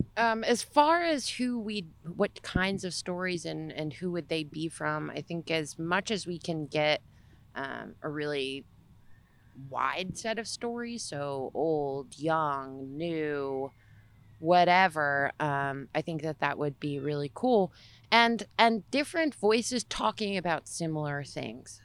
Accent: Little Falls, United States; When I was growing up in Little Falls, I grew up up the street from Brook Park

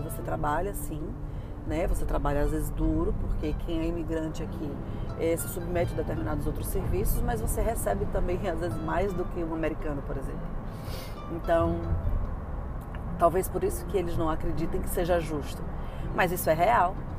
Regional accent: Brazil; moved away as an adult; now in United States; eu saí do Brasil no auge da minha carreira

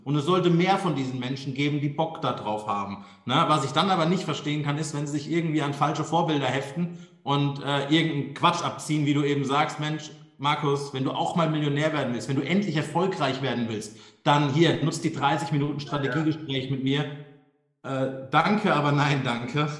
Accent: Darmstadt, Hesse, Germany; Meine Geburtsstadt Darmstadt

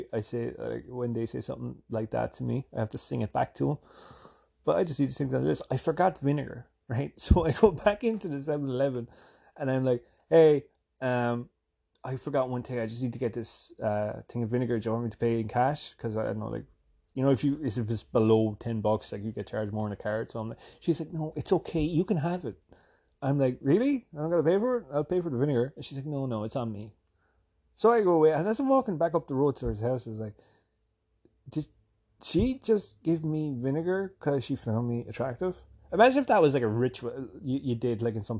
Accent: Ireland; moved away as an adult; now in New Jersey, United States; I'm from Ireland

